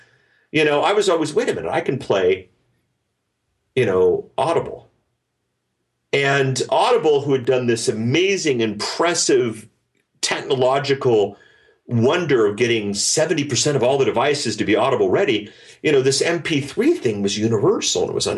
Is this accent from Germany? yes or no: yes; Germany; Well, okay, so I grew up in Germany. My folks worked for the U.S. military